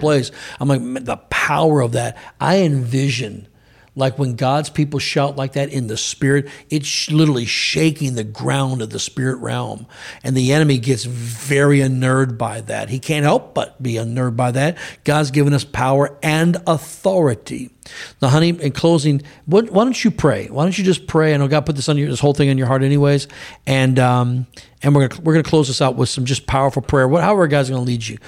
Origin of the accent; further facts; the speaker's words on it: United States; us as American citizens